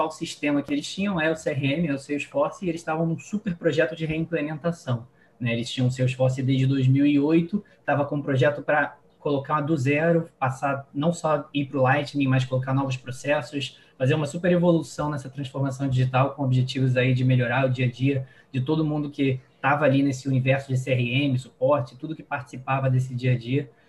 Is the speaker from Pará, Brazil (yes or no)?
no; Niterói, Rio de Janeiro, Brazil; moved away as an adult; also born or lived in São Paulo; Eu que sou aqui do Rio, de Niterói